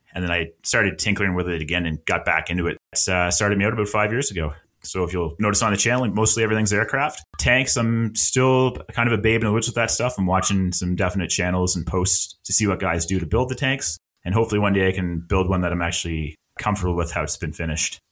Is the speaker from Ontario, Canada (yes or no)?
no; Halifax, Nova Scotia, Canada; moved away as an adult; now in Alberta, Canada; I'm from Halifax, Nova Scotia, which is on the East Coast of Canada. That's where I spent most of my life. And I've moved to Alberta